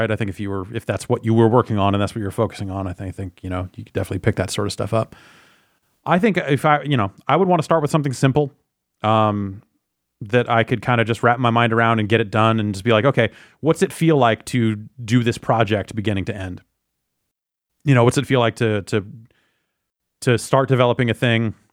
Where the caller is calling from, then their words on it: Akron, Ohio, United States; I'm from Akron, Ohio.